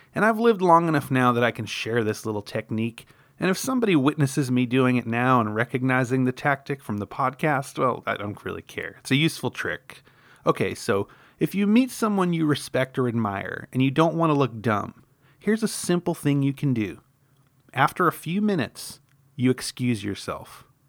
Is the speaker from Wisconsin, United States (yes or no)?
no; New York, United States; I grew up in New York